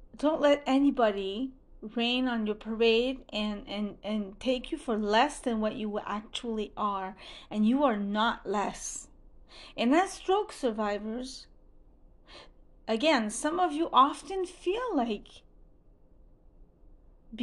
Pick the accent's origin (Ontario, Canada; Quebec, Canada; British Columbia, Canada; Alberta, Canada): Quebec, Canada; Montreal; first language French; English is a second language; I'm Francophone. I'm from Montreal, Canada